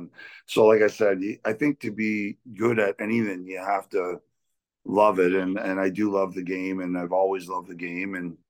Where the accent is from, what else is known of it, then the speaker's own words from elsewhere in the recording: Toronto, Ontario, Canada; moved away as an adult; now in Peterborough, Canada; And, I grew up in Toronto and my dad worked downtown.